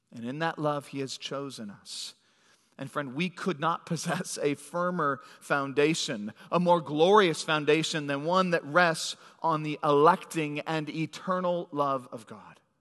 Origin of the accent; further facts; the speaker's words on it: Phoenix, Arizona, United States; moved away; I was born in Phoenix, and as a young kid, went to San Diego